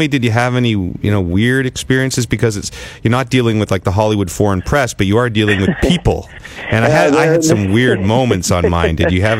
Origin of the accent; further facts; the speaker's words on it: Ottawa, Ontario, Canada; cities like Ottawa, my hometown